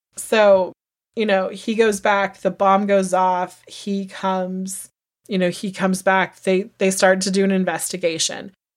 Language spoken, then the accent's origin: English; United States; we as Americans